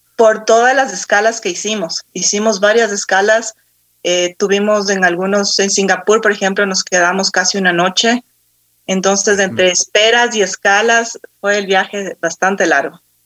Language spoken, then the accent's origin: Spanish; Quito, Pichincha, Ecuador; yo soy de Quito, nací aquí, eh, viví casi toda mi vida aquí.